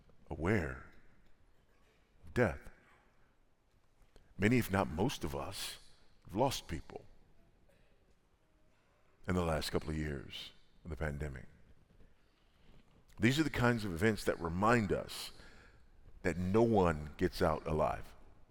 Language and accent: English; Los Angeles, California, United States; I was born and raised in South Central Los Angeles, California, and drug-infested, gang-infested South Central LA.